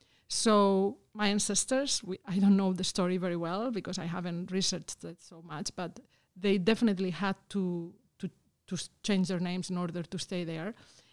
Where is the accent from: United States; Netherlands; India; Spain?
Spain; moved away; I was from Spain